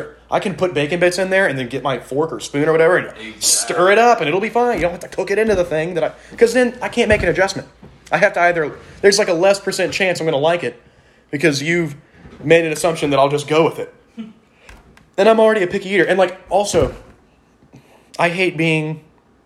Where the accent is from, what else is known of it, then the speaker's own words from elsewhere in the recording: Texas, United States; I'm from Texas. We're all from Texas